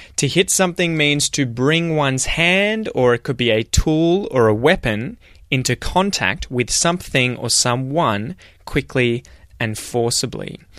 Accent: Australia; as an Australian

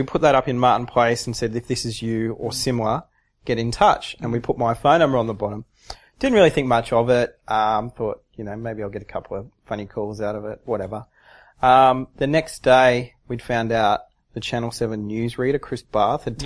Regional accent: Sydney, New South Wales, Australia; I said, Sydney.

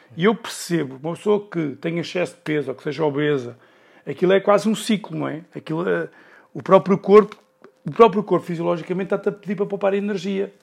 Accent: Sintra, Lisbon, Portugal; eu sou de Sintra

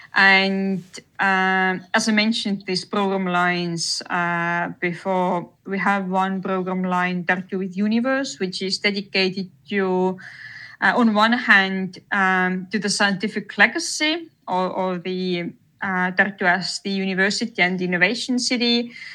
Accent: Tartu, Tartu County, Estonia; moved away as an adult; I'm originally from Tartu. So, yes, I, I lived here until I graduated from high school

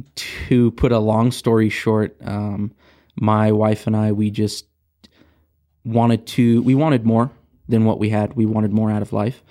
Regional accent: Rialto, California, United States; also born or lived in Rancho Cucamonga, California; I grew up in Southern California, um, from Rialto

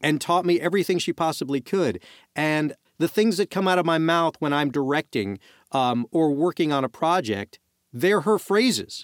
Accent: New York City, New York, United States; I'm, I'm from Brooklyn

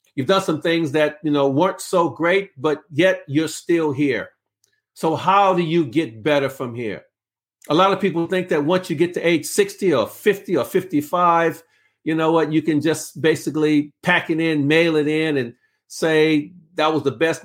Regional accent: Los Angeles, California, United States; I'm from South Central Los Angeles

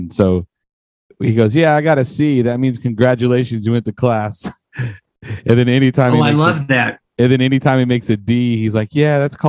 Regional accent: Iuka, Illinois, United States; I am from a little bitty farm town called Iuka, which is in southern Illinois, which is right outside Salem, which is just north of Centralia.

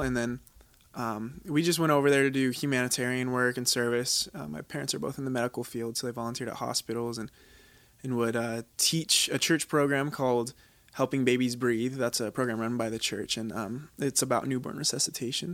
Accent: Washington, United States; moved away as an adult; also born or lived in Utah; now in Laie, United States; originally, I'm from Washington, uh, the state

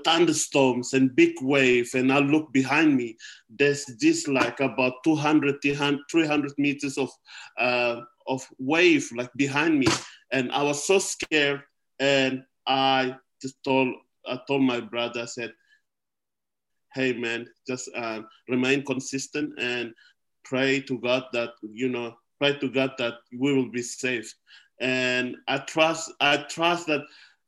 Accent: Wamena, Highland Papua, Indonesia; now in Australia; in my hometown in Wamena, where I was born and grew up

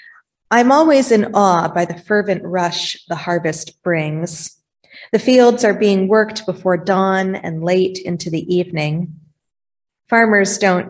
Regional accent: Vermont, United States; also born or lived in Iowa; now in Dysart, Iowa, United States; Growing up in Vermont, I was raised to respect the work ethic of our farmers.

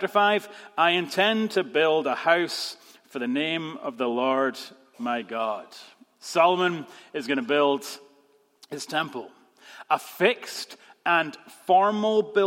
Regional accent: Scotland, United Kingdom; moved away; we're still Scottish

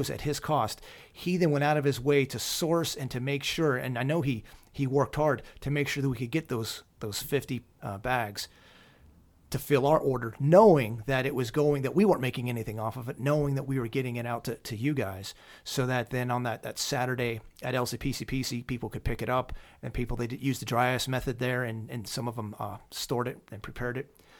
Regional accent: Lancaster County, Pennsylvania, United States; moved away as an adult; I grew up in Lancaster County

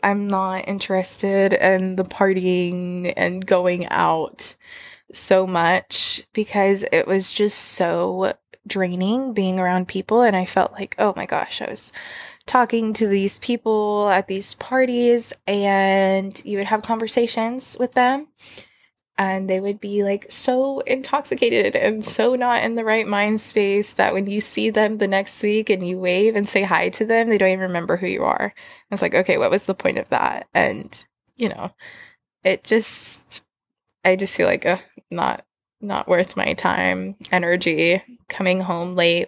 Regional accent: Texas, United States; moved away; growing up in Texas

